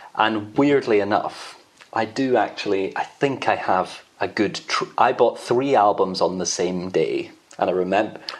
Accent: Edinburgh, Scotland, United Kingdom; I'm from Edinburgh.

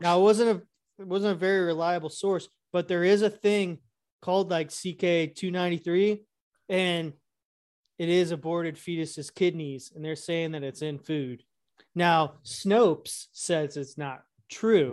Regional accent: Illinois, United States; I grew up in Illinois

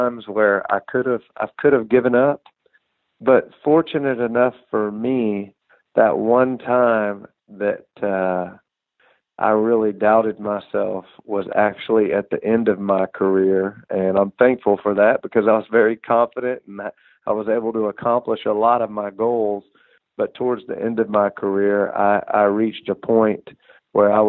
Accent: Houston, Texas, United States; I grew up here outside of Houston, Texas

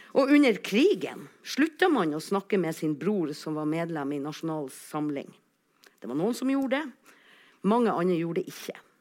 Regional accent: Alsvåg, Nordland, Norway; accent: Northern Norwegian; jeg kommer altså fra Alsvåg

